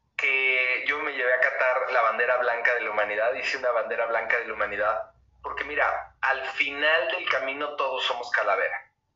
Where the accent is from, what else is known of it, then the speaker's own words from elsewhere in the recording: Mexico; cómo somos los mexicanos